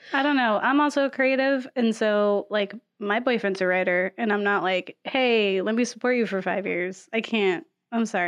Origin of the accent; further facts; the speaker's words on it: the South, United States; I'm also from the South